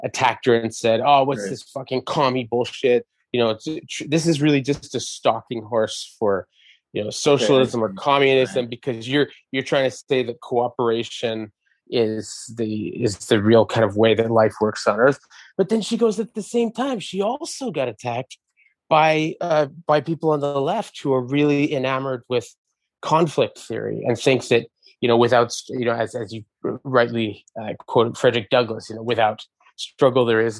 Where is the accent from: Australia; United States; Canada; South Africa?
Canada; Montreal, Quebec; my neighborhood growing up in Verdun.